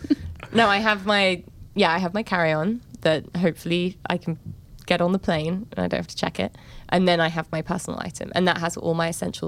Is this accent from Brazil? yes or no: no; England, United Kingdom; now in United States; I'm English